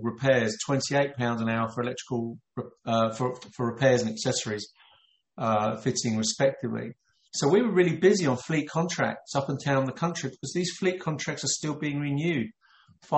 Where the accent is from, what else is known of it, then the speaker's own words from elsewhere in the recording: London, United Kingdom; I was born in London.